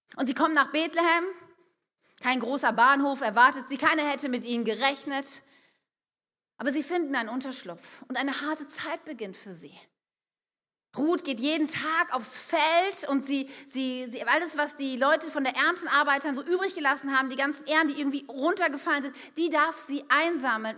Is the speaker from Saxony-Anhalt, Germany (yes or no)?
no; Wuppertal, North Rhine-Westphalia, Germany; moved away as an adult; now in Wunstorf, Germany; ich komme aus einer Großstadt, ich komme aus Wuppertal